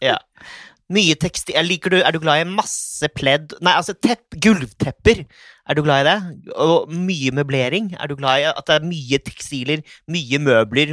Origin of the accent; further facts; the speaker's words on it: Risør, Agder, Norway; jeg har vokst opp på Risør